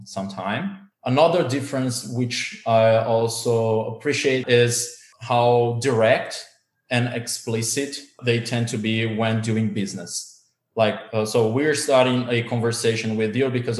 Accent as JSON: {"language": "English", "country": "Brazil", "also_born_or_lived": "Germany", "said": "Originally, I'm from Brazil"}